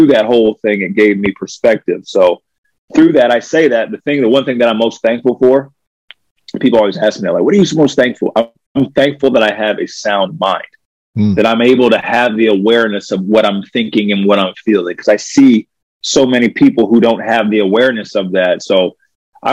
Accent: Alexandria, Virginia, United States; born there; also born or lived in Maryland / Pennsylvania / New York; I was born in Alexandria, Virginia. My dad had just gotten a job with Kraft Foods, which is now Kraft Heinz. So we moved like every 3 years.

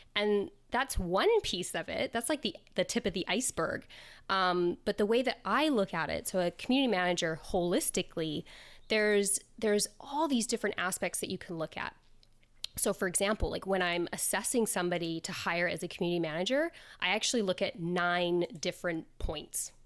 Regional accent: Canada; also born or lived in south of Spain; now in Spain; I am originally Canadian, um, but I live in the south of Spain

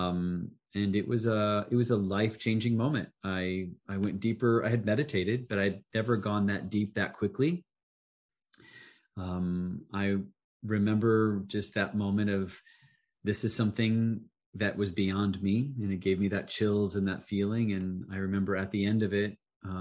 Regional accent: Council Bluffs, Iowa, United States; moved away; originally from Council Bluffs, Iowa, Pottawatomie County, very rural. My father was a funeral director. We lived in a funeral home

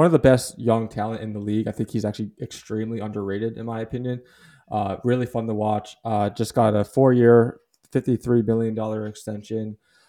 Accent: Philadelphia, Pennsylvania, United States; I'm from Philadelphia

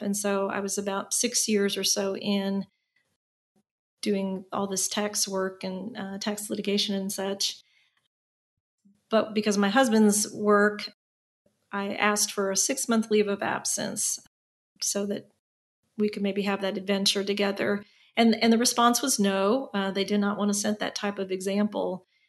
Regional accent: Indiana, United States; moved away as an adult; also born or lived in North Carolina; now in Austin, United States; I was born and raised in Indiana, so I'm a Hoosier by birth

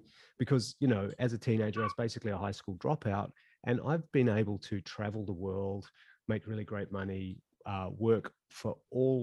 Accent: New Zealand; moved away as an adult; also born or lived in Auckland, New Zealand / Kaitaia, New Zealand; now in Sydney, Australia; I live in Sydney, Australia. I'm actually a Kiwi by birth

